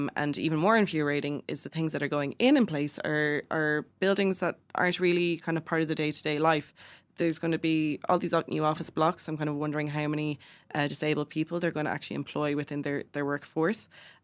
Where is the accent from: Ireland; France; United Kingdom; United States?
Ireland; Kildare, Leinster; I'm from Kildare